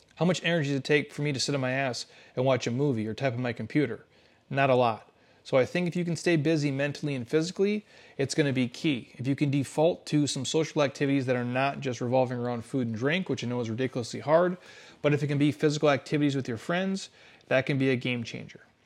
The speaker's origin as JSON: {"language": "English", "region": "Midwest", "country": "United States", "tie": "born or raised there", "said": "I grew up in the Midwest. That's I'm a Midwest type of dude."}